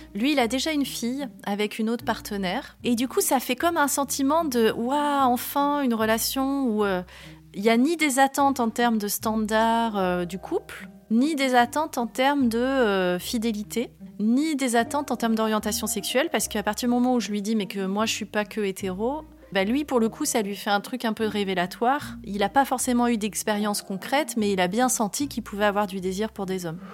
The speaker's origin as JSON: {"language": "French", "area": "Var", "region": "Provence-Alpes-Côte d'Azur", "country": "France", "tie": "born or raised there", "said": "je suis née dans le Var en 1979. C'est une vie dans le sud, un peu à la campagne. La maison, elle est toujours ouverte. On va à l'école à pied."}